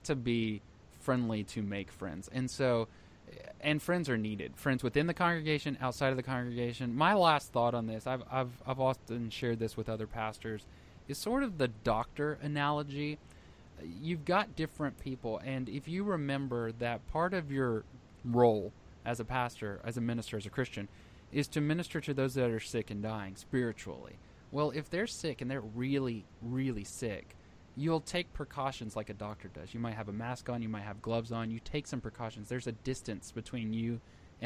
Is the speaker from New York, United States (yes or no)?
no; Texas, United States; I'm from Texas